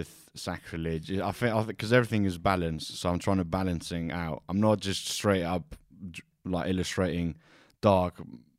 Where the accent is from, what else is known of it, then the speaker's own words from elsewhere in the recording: Corinth, Peloponnese, Greece; moved away; also born or lived in Kos / Devon / Plymouth / Brighton; Grew up in Kos till I was 12, and then moved to Corinthos, which is near Athens.